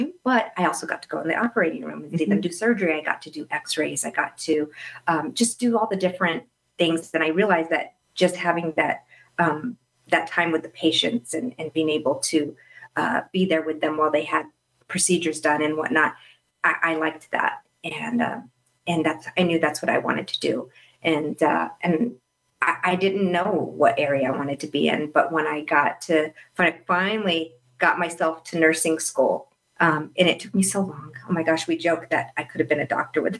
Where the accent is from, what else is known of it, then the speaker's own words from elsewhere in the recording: Albuquerque, New Mexico, United States; now in Phoenix, United States; growing up in New Mexico, I mean, New Mexico has, it's beautiful, but it does have its limitations. I went to private school for most of my life in Albuquerque